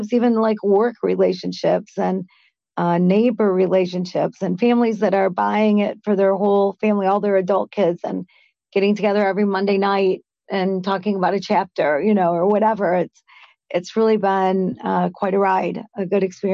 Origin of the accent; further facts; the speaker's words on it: Michigan, United States; Michigan, my home town, my home state